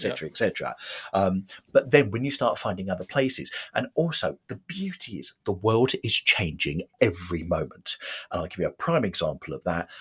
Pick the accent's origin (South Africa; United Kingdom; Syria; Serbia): United Kingdom; Watford, East of England; I was brought up in Watford.